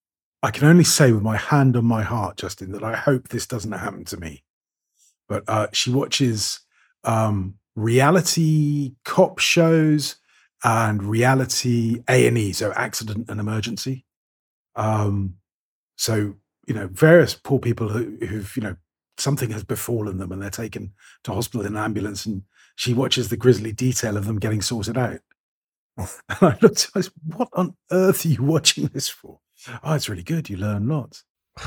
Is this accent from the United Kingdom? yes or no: yes; Bristol, South West England, United Kingdom; born there; to Bristol, which is the town of my birth, where I was doing a little bit of work and practicing my old accent, of course.